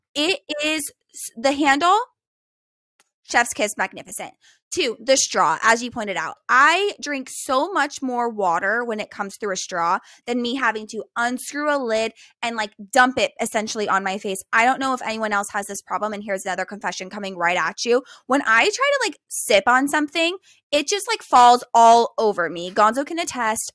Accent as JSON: {"language": "English", "town": "Bakersfield", "region": "California", "country": "United States", "moved": "as an adult", "lives_now": "Hawaii, United States", "said": "Bakersfield basically is the Midwest"}